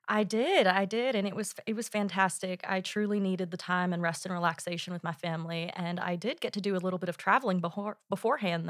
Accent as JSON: {"language": "English", "town": "Edmond", "region": "Oklahoma", "country": "United States", "tie": "born or raised there", "moved": "as an adult", "lives_now": "Oxford, United Kingdom", "said": "I am from Edmond, Oklahoma, and I'm a member of the Seminole Nation of Oklahoma, which is, as you said, an indigenous nation there. I was born and raised in Oklahoma"}